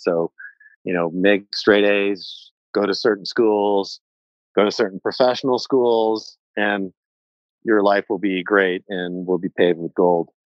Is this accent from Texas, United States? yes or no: yes; Houston, Texas, United States; now in Wyoming, United States; I grew up in a and uh, warm, humid Houston, Texas